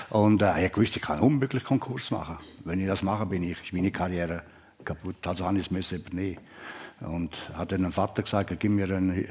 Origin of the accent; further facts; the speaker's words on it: Switzerland; wenn du so einen Job hast, vor allem als Schweizer damals, wenn du verlierst, ja, bist du dann bist du schnell weg.